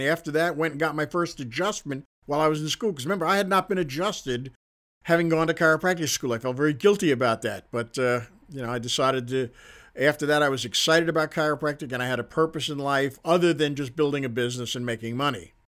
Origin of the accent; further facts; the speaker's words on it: Queens, New York, United States; accent: Queens; So I had to spend a lot of time trying to lose my Queens accent, which I'm fairly successful at, not completely, you can tell from the sound of my voice